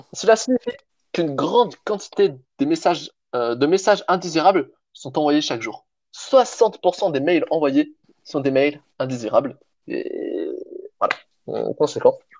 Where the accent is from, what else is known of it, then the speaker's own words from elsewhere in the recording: Provence-Alpes-Côte d'Azur, France; je viens de Provence